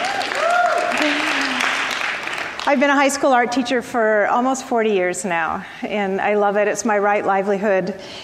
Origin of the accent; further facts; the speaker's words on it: Chicago, Illinois, United States; now in California, United States; I'm from Chicago in the 60s and 70s